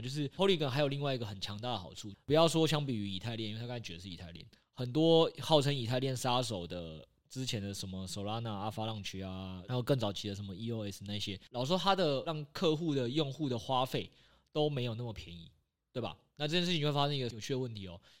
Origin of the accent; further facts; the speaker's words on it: Taiwan; 我们台湾人最熟知的房地产